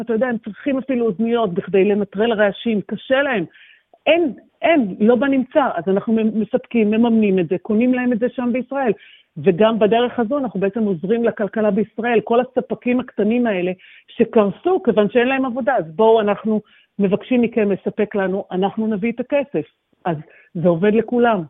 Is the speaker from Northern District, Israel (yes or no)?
no; Ra'anana, Central District, Israel; moved away as an adult; also born or lived in Sydney, Australia; now in Melbourne, Australia; המשפחות שלנו הן במרכז, אנחנו מרעננה ובעלים מגני תקווה